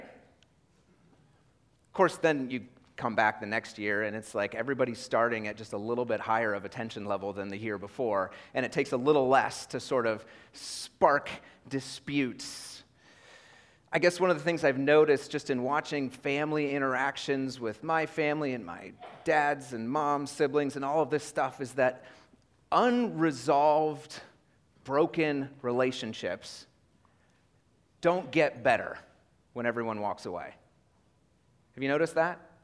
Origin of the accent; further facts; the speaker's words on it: Iowa, United States; moved away; I grew up in Iowa